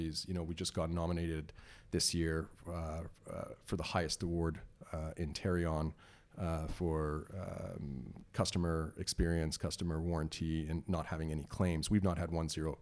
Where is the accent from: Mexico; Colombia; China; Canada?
Canada; Toronto, Ontario; also born or lived in Iran; I, immigrated uh, from iran in 1977 uh, okay. uh, two years before the islamic revolution and uh, we moved to toronto with my family and uh, i grew up in toronto in york mills